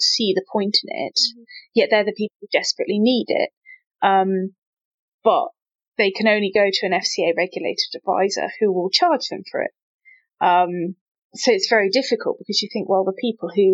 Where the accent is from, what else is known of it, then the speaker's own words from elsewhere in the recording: Midlands, United Kingdom; growing up in the Midlands